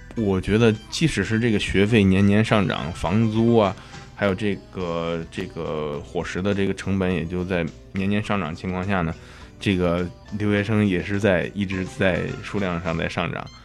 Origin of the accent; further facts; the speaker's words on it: China; now in United States; 我们中国人